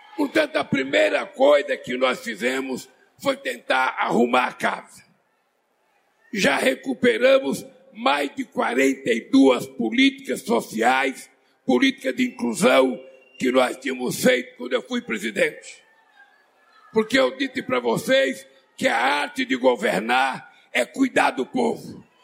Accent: Brazil; eu sou brasileiro

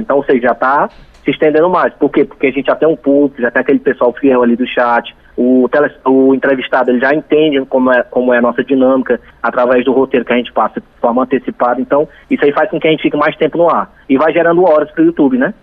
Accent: Itapipoca, Ceará, Brazil; also born or lived in Fortaleza; mas eu nasci em, em, Fortaleza e estou aqui desde 5 anos de idade. Então eu me considero um itapipoquense.

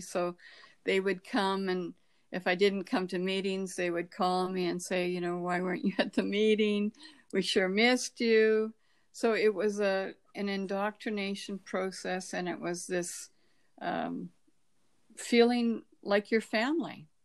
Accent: Canada; born or raised there

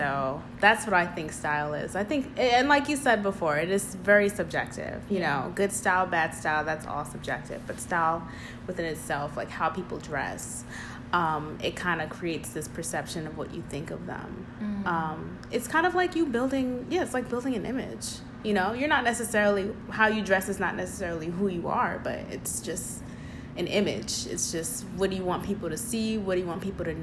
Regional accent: New York, United States; I'm from Brooklyn

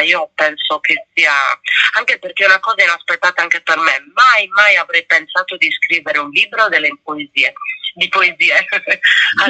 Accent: Sardinia, Italy; da noi eh, padroneggia molto il maestrale in Sardegna

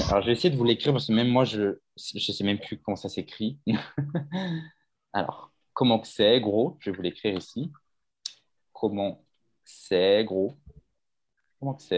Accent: south of France, France; accent: southern French; Moi, je suis fière de mon accent. Je vais pas le gommer. Je vais pas. Non, non. Non, non. On est dans le sud. On parle du sud.

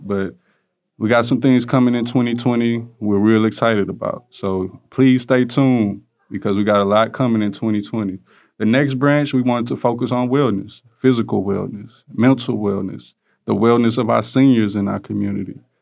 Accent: Houston, Texas, United States; I'm from Greens Point, Texas

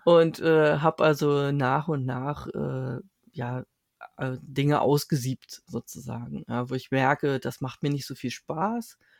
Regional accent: Berlin, Germany; ich bin seit meiner Geburt hier in Berlin

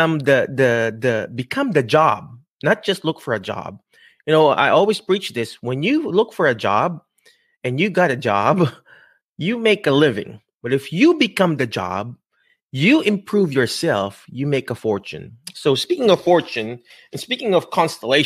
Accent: Philippines; English is a second language; now in United States; I'm Filipino.

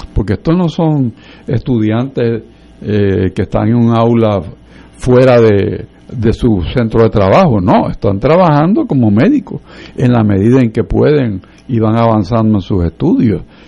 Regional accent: Puerto Rico; somos puertorriqueños, nos gusta vivir aquí

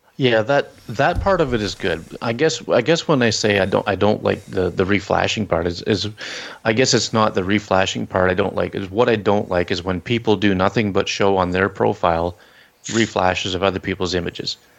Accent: Canada; I'm Canadian

